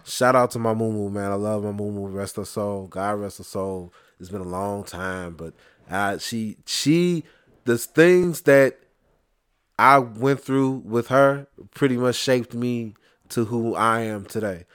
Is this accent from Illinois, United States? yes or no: yes; Chicago, Illinois, United States; I'm from Inglewood